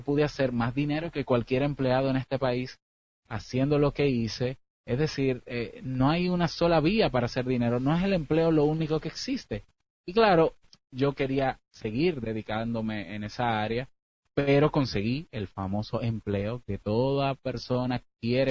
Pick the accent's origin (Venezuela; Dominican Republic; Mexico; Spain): Dominican Republic; soy de la República Dominicana